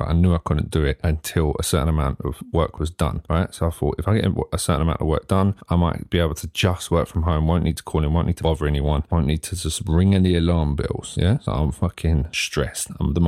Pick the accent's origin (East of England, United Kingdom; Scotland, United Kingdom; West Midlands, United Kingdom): East of England, United Kingdom; close to where I grew up in Hertfordshire